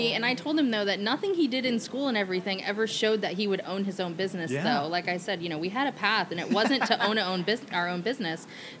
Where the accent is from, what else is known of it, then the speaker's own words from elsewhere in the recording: Hawaii, United States; growing up in Hawaii, I was very immersed in Asian culture.